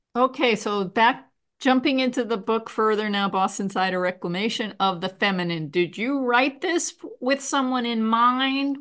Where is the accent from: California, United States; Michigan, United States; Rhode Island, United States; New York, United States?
New York, United States; I'm from New York